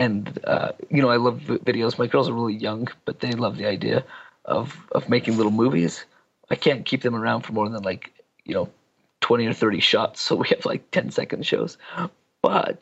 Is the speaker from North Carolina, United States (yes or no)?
no; Wyoming, United States; also born or lived in Idaho Falls, Idaho / Ucon, Idaho; now in Utah, United States; I was born in Idaho Falls, raised in a little town called Yukon just outside. And then I did my K-12 in Wyoming, and now my college and whatnot's in Utah.